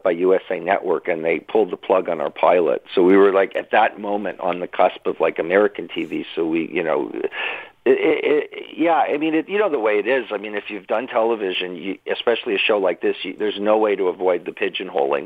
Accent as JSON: {"language": "English", "town": "Toronto", "region": "Ontario", "country": "Canada", "tie": "born or raised there", "said": "I grew up in Toronto"}